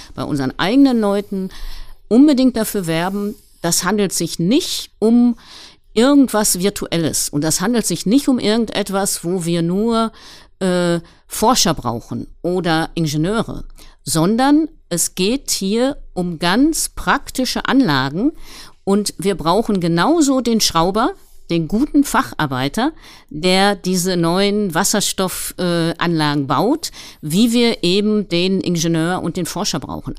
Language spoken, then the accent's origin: German; Ruhr area, North Rhine-Westphalia, Germany; moved away as an adult; also born or lived in Gelsenkirchen / Paris; als ich 2010 hier in meine Heimat wieder zurückgekommen bin